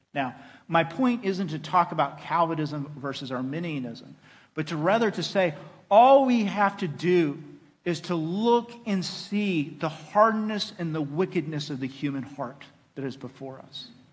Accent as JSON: {"language": "English", "region": "Oklahoma", "country": "United States", "said": "And I am a proud boy of the South. I am from Oklahoma"}